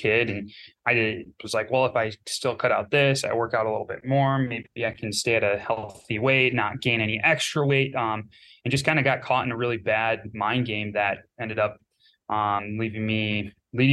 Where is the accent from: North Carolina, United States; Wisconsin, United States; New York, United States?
Wisconsin, United States; Northeast; Growing up, I grew up in Northeast Wisconsin